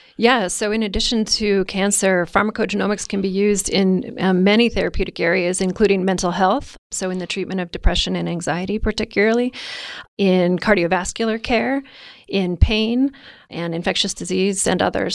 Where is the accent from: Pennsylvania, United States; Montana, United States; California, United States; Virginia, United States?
Montana, United States; Missoula; moved away as an adult; also born or lived in Indiana; I grew up in Missoula, up the Rattlesnake, and, um, you know, as a typical eighteen-year-old, couldn't wait to leave.